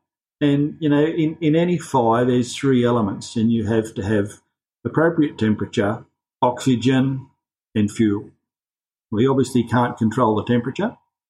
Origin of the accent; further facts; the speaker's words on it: Sydney, New South Wales, Australia; moved away as an adult; now in Bargo, Australia; I was born and raised in the Sydney suburbs. We're only newbies. We've only been here nearly 40 years, so we're not quite locals.